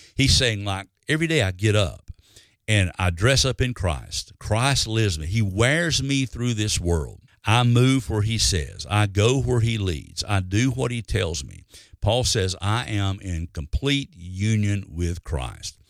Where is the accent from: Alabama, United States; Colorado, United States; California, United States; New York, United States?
Alabama, United States; when I was growing up in Alabama